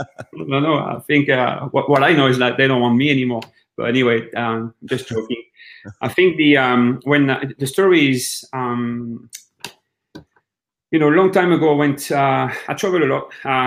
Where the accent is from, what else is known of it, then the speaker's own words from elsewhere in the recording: France; moved away as an adult; So I'm actually in France in my mom's house. So we've been here for about 2 weeks.